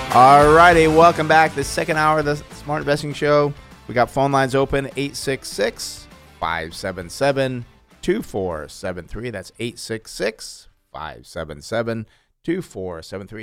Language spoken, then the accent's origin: English; New York, United States; moved away; When I grew up in New York